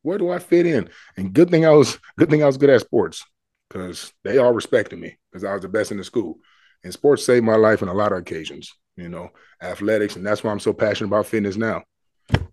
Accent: Richfield, Minnesota, United States; also born or lived in Bloomington, Minnesota; I grew up in Richfield until sixth grade, went to Bloomington, seventh, eighth, went back to Richfield, ninth

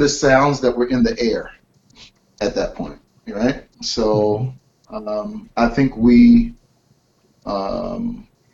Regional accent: Carson, California, United States; also born or lived in Flint, Michigan / South Central, Los Angeles; he and I grew up in Carson, California, south of L.A.

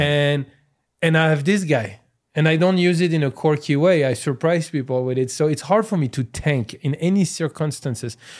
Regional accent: France; accent: French; English is a second language; moved away as an adult; also born or lived in Iran; now in United States; I'm from France, so, until I was nineteen

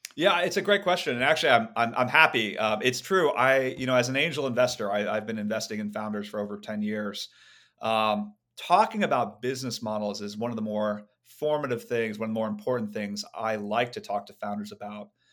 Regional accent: Silicon Valley, California, United States; I grew up in Silicon Valley

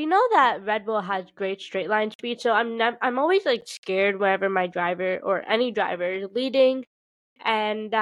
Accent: United States; I'm from the United States of America

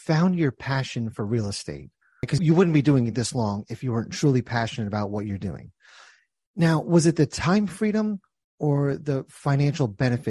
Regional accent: India; I'm Indian, raised by very, very strict Indian parents

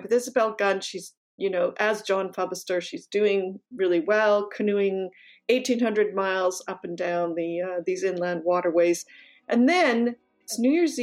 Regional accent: Canada; I'm actually Canadian.

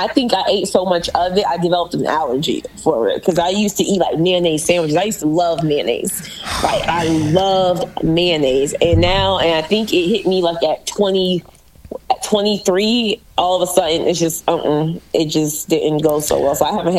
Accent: the South, United States; Well, I'm from the South.

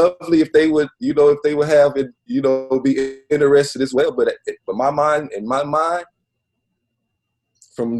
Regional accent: Flint, Michigan, United States; moved away as an adult; I'm from Flint

